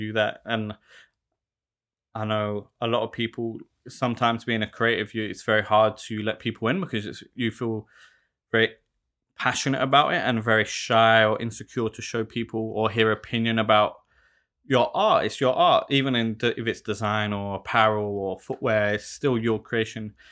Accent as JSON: {"language": "English", "region": "London", "country": "United Kingdom", "tie": "born or raised there", "moved": "as an adult", "lives_now": "Melbourne, Australia", "said": "growing up in South London"}